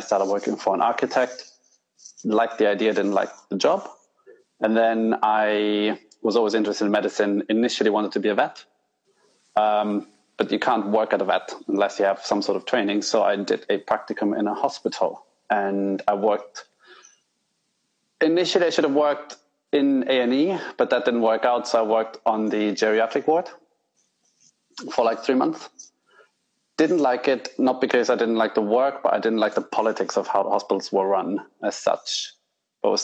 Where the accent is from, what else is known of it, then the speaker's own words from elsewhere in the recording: northern Italy, Italy; moved away as an adult; now in England; I grew up in Italy, the north of Italy